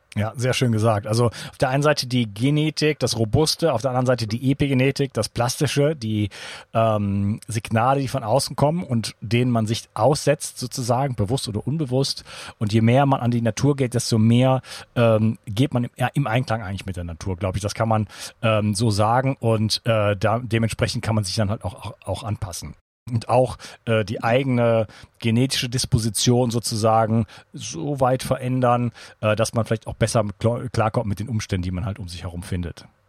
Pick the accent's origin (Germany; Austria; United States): Germany; als Deutscher